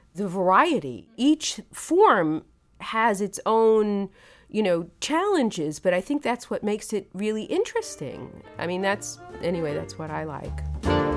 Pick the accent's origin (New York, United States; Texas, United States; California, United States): New York, United States; Brooklyn; I grew up there